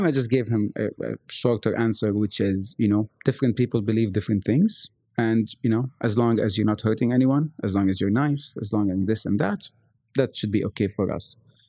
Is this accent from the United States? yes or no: no; Lebanon; now in Bahrain; I'm from Lebanon originally. And I grew up in this Catholic house, Catholic school, the whole nine yards.